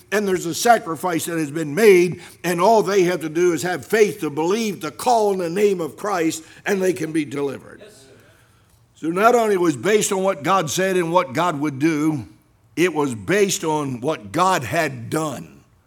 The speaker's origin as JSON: {"language": "English", "town": "Salem", "country": "United States", "tie": "born or raised there", "said": "Doctor Paul Vandermim's from my hometown in Salem"}